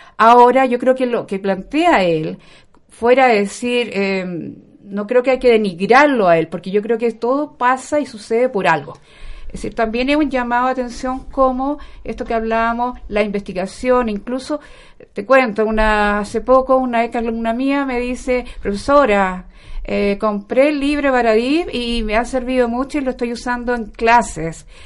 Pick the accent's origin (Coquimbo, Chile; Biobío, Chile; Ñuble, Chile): Biobío, Chile; Concepción; moved away as an adult; now in Santiago, Chile; Yo soy muy penquista, recién ahora me vine para acá por el tema del doctorado, de la Universidad de Chile que lo estoy haciendo. Pero mi pregrado, magíster y mi vida ha pasado en Concepción.